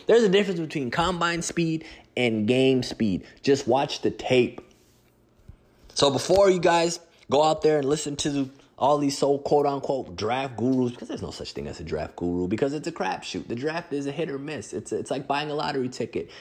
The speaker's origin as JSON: {"language": "English", "area": "Twin Cities", "region": "Minnesota", "country": "United States", "tie": "born or raised there", "said": "my hometown of the Twin Cities"}